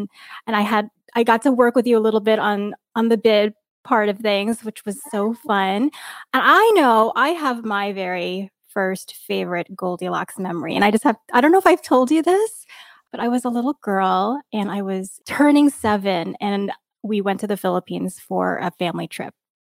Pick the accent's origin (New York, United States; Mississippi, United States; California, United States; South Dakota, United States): New York, United States; the cakes I grew up with in New York.